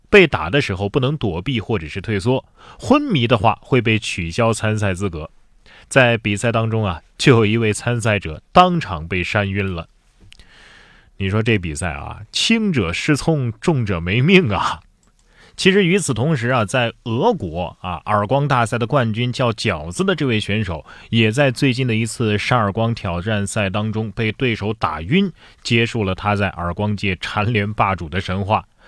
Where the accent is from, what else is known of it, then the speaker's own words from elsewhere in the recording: Shandong, China; 我们山东人还开挖掘机上学呢